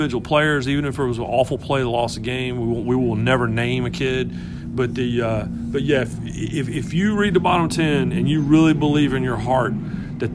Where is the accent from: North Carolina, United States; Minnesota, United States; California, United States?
North Carolina, United States; I grew up on Tobacco Road. I grew up in North Carolina